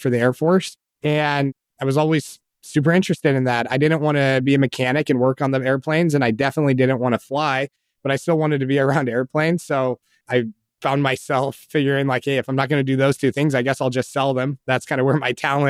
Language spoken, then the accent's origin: English; Colorado Springs, Colorado, United States; I grew up in Colorado Springs